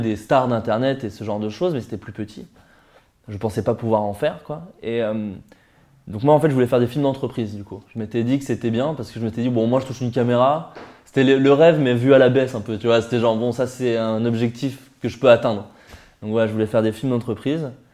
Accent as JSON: {"language": "French", "area": "Burgundy", "region": "Bourgogne-Franche-Comté", "country": "France", "tie": "born or raised there", "also_born_or_lived": "Paris", "moved": "as an adult", "said": "Je viens de Bourgogne, à qui est une petite ville en Bourgogne. Euh, dans laquelle j'ai grandi. J'ai passé 18 années là-bas"}